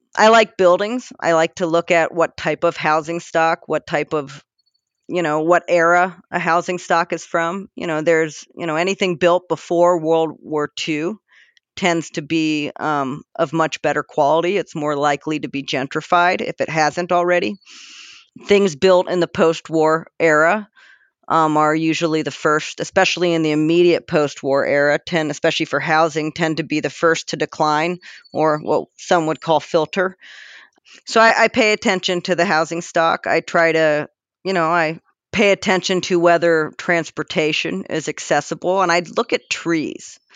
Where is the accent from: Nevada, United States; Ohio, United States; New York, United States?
Ohio, United States; Worthington; I'm from suburbs. I grew up in Worthington.